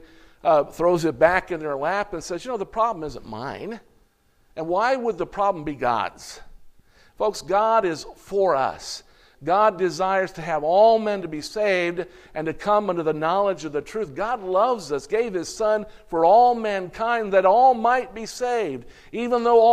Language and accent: English; United States; being an American.